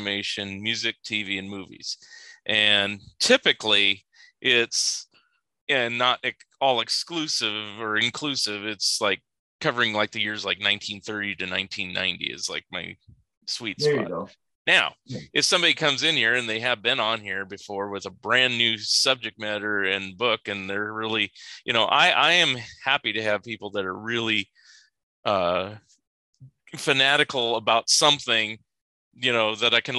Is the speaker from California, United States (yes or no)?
yes; California, United States; now in Oregon, United States; I'm total California boy, but I'm in Oregon now